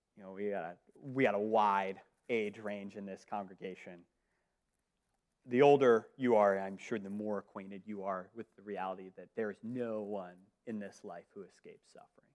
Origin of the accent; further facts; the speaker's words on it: Northeast, United States; moved away; I'm from the Northeast.